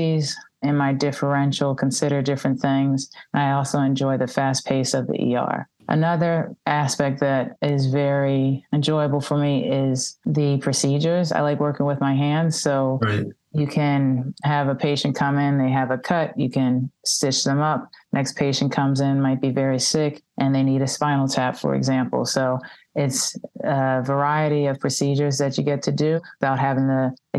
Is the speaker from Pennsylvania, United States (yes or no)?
yes; Philadelphia, Pennsylvania, United States; I'm born and raised in Philadelphia